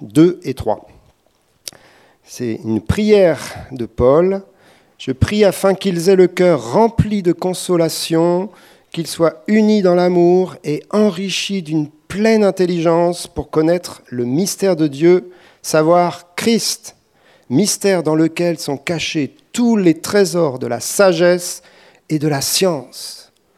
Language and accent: French; France; on est français